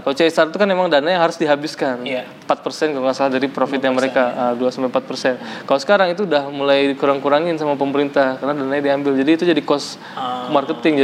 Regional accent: Riau, Indonesia; also born or lived in West Sumatra / Padang; gue orang Padang uh, lahir di Sumatera Barat tapi besar di Riau

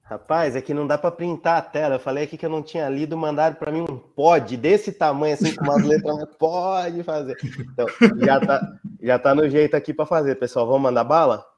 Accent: Campinas, São Paulo, Brazil; eu sou de Campinas

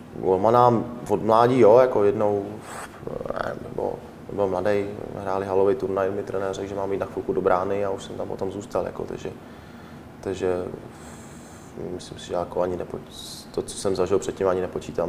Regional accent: Czechia; moved away as an adult; jsme Češi

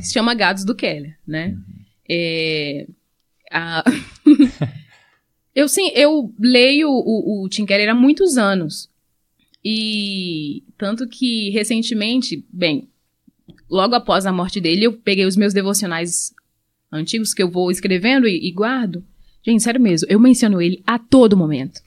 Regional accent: Angola; now in Brazil; eu sou angolana

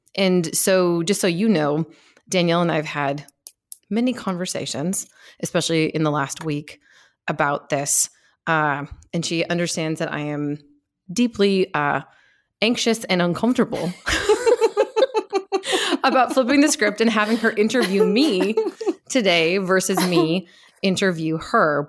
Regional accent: Seattle, Washington, United States; I grew up in Seattle, Washington, uh, and I my parents still live there. I grew up near downtown Seattle

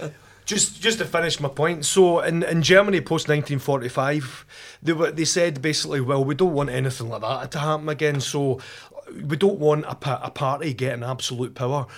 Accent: Rutherglen, Scotland, United Kingdom; I was brought up in Glasgow, in Rutherglen, uh, in a family that was half Catholic, half Protestant

